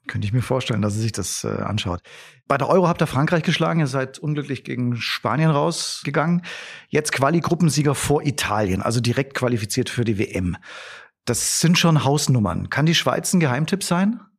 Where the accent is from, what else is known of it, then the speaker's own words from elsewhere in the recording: Germany; für uns Deutsche